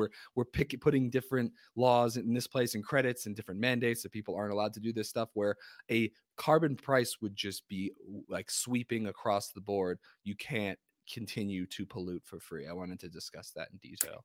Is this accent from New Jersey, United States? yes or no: yes; New Jersey, United States; I'm from New Jersey